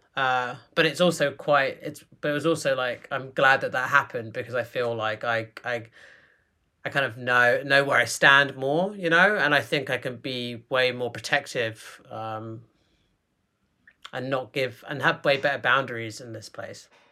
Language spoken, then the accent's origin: English; London, United Kingdom; accent: British; moved away as an adult; now in New York, United States; growing up in London